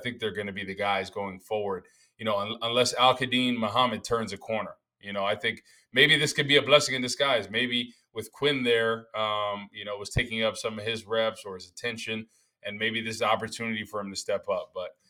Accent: New Jersey, United States; I'm from North Jersey

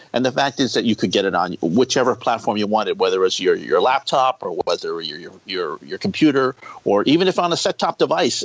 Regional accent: East Coast, United States; I'm from the East Coast

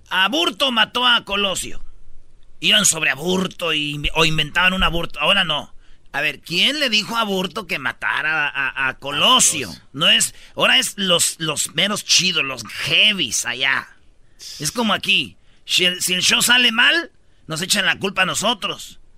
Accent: Mexico; yo soy de México, la tierra, el país, costumbres, tradiciones

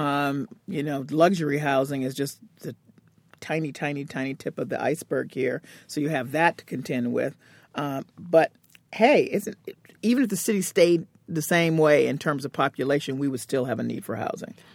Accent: Cambridge, Massachusetts, United States; that's my hometown

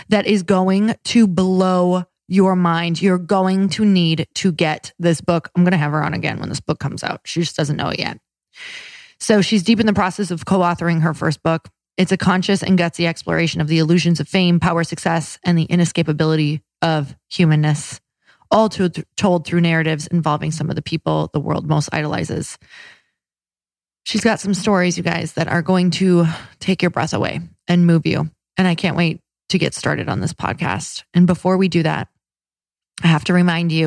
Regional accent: Upper Michigan and Wisconsin, United States; I'm from Upper Michigan and Wisconsin

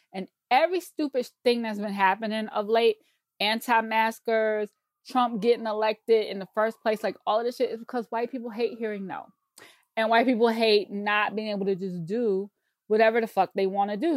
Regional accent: South Carolina, United States; I grew up in Bible Belt, South Carolina.

